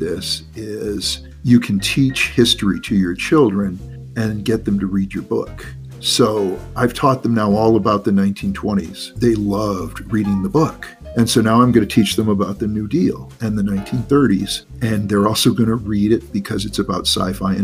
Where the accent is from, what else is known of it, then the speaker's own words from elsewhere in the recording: United States; I'm a hugely patriotic American